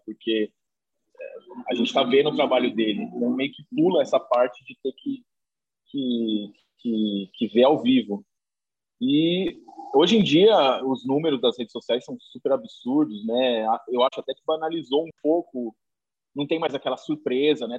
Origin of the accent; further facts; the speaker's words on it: interior of São Paulo, Brazil; now in São Paulo, Brazil; eu moro aqui em São Paulo faz muito tempo, mas não sou daqui sou do interior de São Paulo